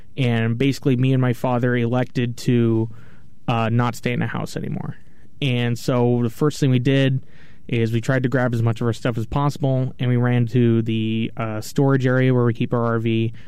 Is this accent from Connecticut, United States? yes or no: no; Cupertino, California, United States; also born or lived in Sunnyvale; I grew up here in Cupertino, Sunnyvale